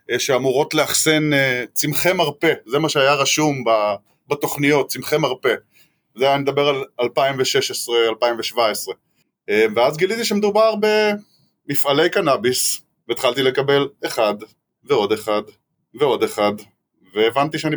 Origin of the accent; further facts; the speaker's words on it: Northern District, Israel; נינוח, אין פה האמת שום הרגשה של אה, מלחמה, וטוב שכך, אני צפוני.